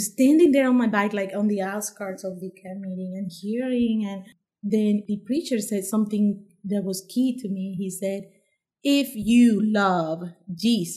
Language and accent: English; Panama; moved away as an adult; also born or lived in Washington, D.C., United States; now in Harrisonburg, United States; I'm from Panama